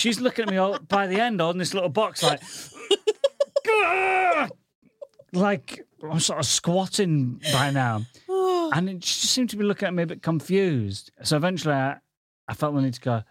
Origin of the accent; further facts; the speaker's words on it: Goole, Yorkshire and the Humber, United Kingdom; now in London, United Kingdom; I come from the northern town of Goole.